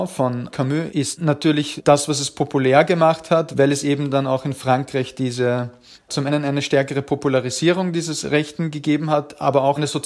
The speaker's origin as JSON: {"language": "German", "region": "Upper Austria", "country": "Austria", "tie": "born or raised there", "said": "Na, ich komme eigentlich aus dem ländlichen Bereich, aus Oberösterreich, in der Gegend, also im Nachbarbezirk von Braunau, wo Hitler geboren wurde."}